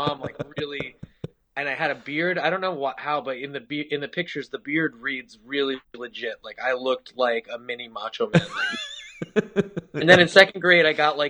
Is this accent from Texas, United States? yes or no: no; suburban New Jersey, United States; I grew up in suburban New Jersey